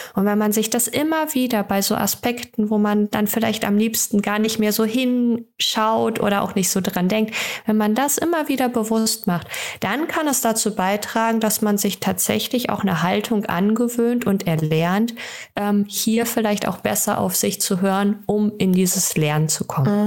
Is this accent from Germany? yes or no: yes; Germany; bei uns in Deutschland